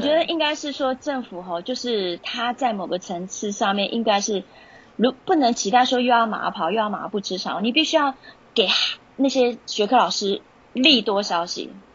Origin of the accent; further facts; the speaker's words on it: Taiwan; moved away as an adult; also born or lived in Utah, United States / California, United States; 我们来自台湾的老师是非常少数的